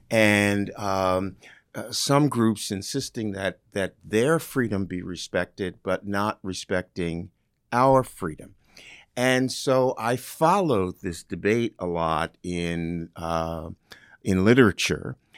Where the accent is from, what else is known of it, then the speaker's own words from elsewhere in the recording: New Jersey, United States; now in Ohio, United States; I grew up in New Jersey